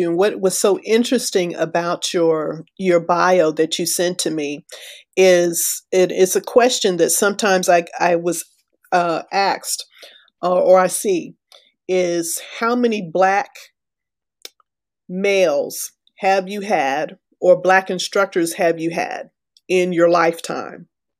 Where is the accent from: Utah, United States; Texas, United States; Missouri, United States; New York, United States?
Texas, United States; also born or lived in Florida / Alabama; I grew up in West Texas. I grew up in Florida. I grew up in Alabama.